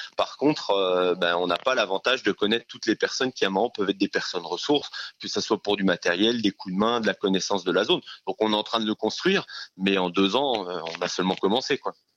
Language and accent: French; Jura, Bourgogne-Franche-Comté, France; moved away; je viens du Jura, donc un euh, environnement un peu plus champêtre